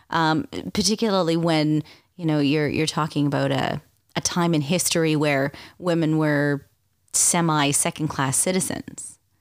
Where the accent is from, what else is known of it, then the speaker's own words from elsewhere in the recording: Canada; being Canadian, it's not like I'm, you know, well versed in American history